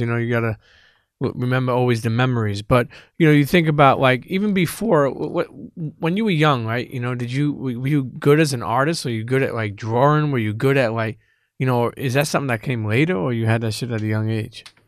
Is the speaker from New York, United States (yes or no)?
yes; New York, United States; I grew up in New York